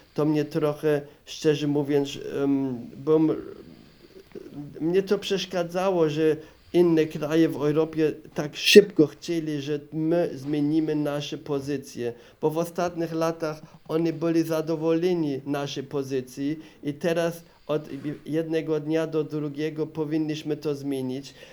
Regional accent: Regensburg, Bavaria, Germany; Polish is a second language; moved away as an adult; also born or lived in Opole, Poland; urodziłem się w Bawarii, w Regensburgu

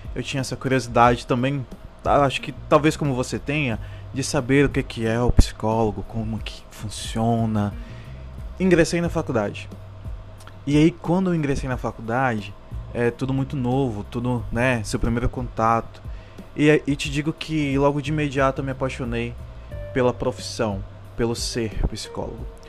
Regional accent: Amazonas, Brazil; Eu sou do estado do Amazonas

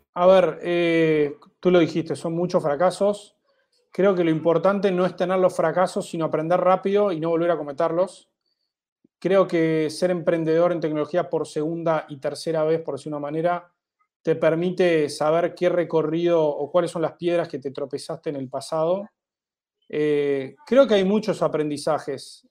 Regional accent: Uruguay; moved away as an adult; now in Mexico City, Mexico; mi país de origen, en Uruguay. Los tres fundadores somos uruguayos

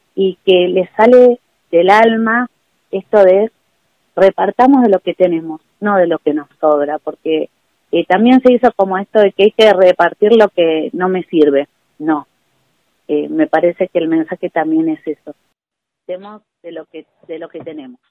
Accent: Buenos Aires, Argentina; moved away as an adult; now in Capilla, Argentina; yo soy de Buenos Aires y hace casi 20 años que estoy viviendo en Capilla

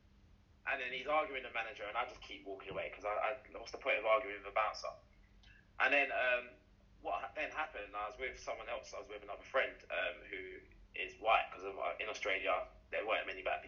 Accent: Jamaica; Yeah. I'm from Jamaica.

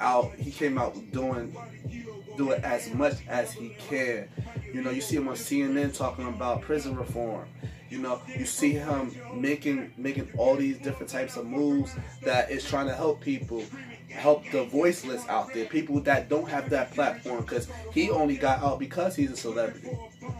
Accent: North New Jersey, United States; I was born and raised in North New Jersey

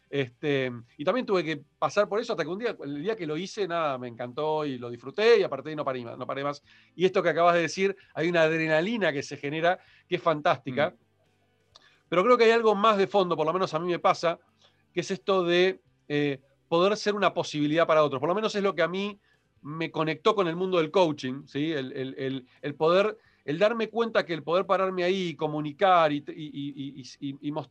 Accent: Haiti; vengo de un mundo muy de Haití. Y todos los que somos de Haití en general, y esto lo pongo en general, este, no todos, pero en general somos muy retrotraídos

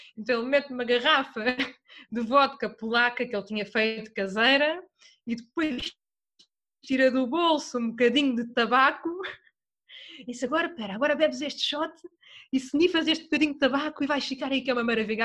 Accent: Torres Vedras, Centro, Portugal; eu sou de Torres Vedras

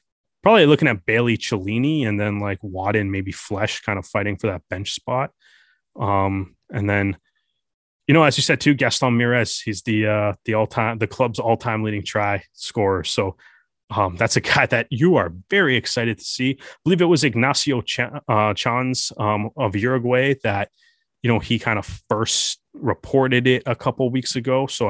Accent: Canada; watching it as a Canadian rugby fan

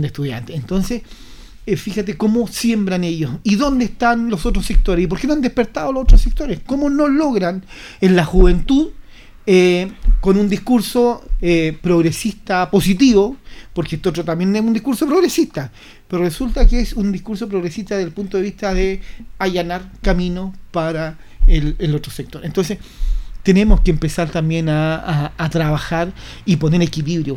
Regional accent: Chile; como chileno

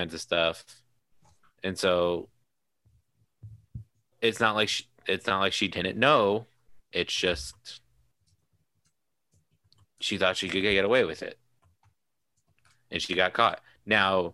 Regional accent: Indiana, United States; we're from Indiana

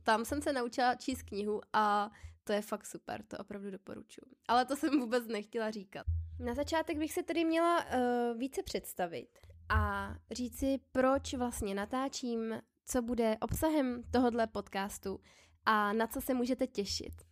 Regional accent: Plzeň, Plzeň Region, Czechia; now in Prague, Czech Republic; pocházím z Plzně a momentálně bydlím v Praze

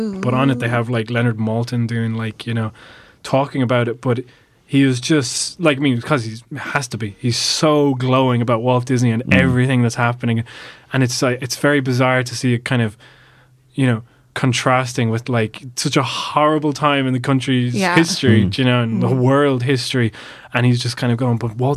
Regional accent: Ireland; being an Irish animator and having the studio here

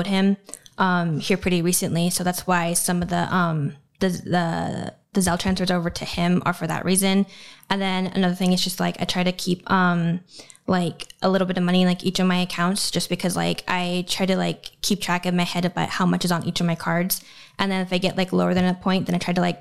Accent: Montana, United States; moved away; I'm from Montana

